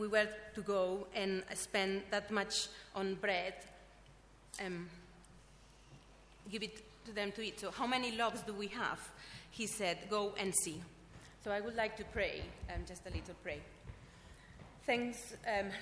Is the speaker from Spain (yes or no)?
yes; Spain; moved away as an adult; now in London, United Kingdom; I'm from Spain